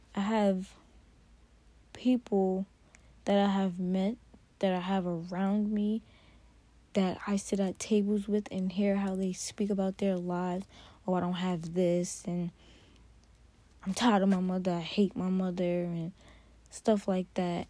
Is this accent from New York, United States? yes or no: yes; New York, United States; I grew up in New York.